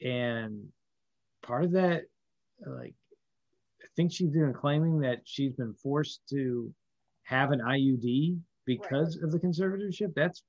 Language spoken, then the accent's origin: English; Louisiana, United States; we're all from Louisiana here.